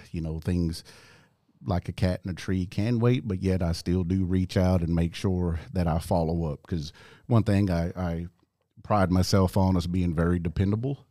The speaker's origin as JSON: {"language": "English", "town": "Tuskegee", "region": "Oklahoma", "country": "United States", "tie": "born or raised there", "also_born_or_lived": "Eufaula, Oklahoma", "said": "growing up in Tuskegee"}